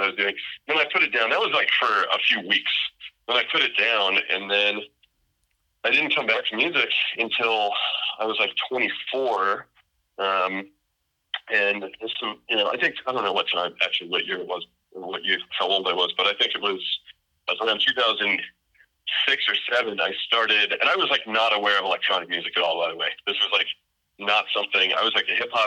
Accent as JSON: {"language": "English", "town": "North Miami Beach", "region": "Florida", "country": "United States", "tie": "born or raised there", "moved": "as an adult", "lives_now": "Austin, United States", "said": "I'm from Miami Beach, Florida, originally, North Miami Beach. I lived in Florida like pretty much my whole life"}